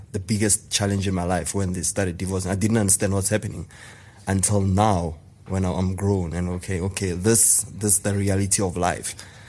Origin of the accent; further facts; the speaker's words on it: Pretoria, Gauteng, South Africa; I was born and bred in Mamelodi. Funny enough, I was born Go Mamelodi.